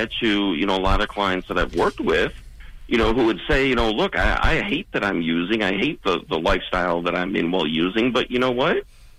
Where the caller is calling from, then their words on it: Maryland, United States; I am calling from Maryland in the U.S.